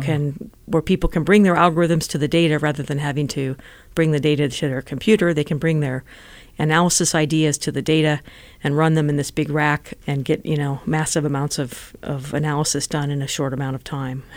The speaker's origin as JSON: {"language": "English", "town": "Las Vegas", "region": "Nevada", "country": "United States", "tie": "born or raised there", "moved": "yes", "lives_now": "Silicon Valley, United States", "said": "I grew up in Nevada. I was born in Las Vegas"}